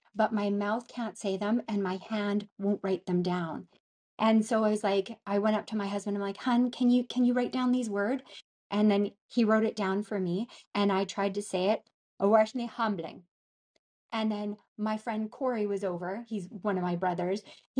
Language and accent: English; Gillam, Manitoba, Canada; we grew up in Gillam. It's in the middle top of Canada